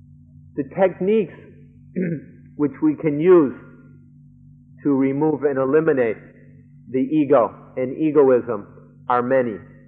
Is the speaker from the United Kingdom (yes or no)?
no; Thailand; I myself, when I was a small child growing up in Thailand, when I was a little boy, I was taught this as well.